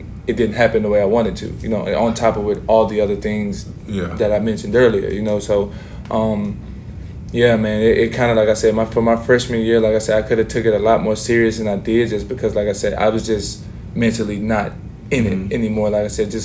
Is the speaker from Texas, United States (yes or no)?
yes; Texas, United States; moved away as an adult; also born or lived in Utah; growing up in Texas